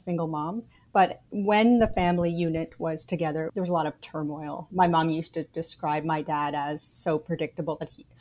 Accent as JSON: {"language": "English", "country": "Canada", "tie": "born or raised there", "moved": "as an adult", "lives_now": "United States", "said": "I am Canadian. I was born in Canada, raised in Canada, lived there till I was 33"}